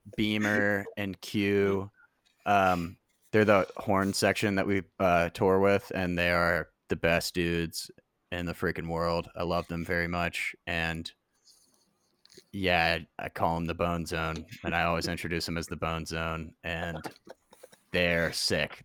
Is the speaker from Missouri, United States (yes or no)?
no; New Orleans, Louisiana, United States; also born or lived in Oxford, Mississippi / Memphis; now in Nashville, United States; I was born in Oxford, Mississippi, grew up in New Orleans.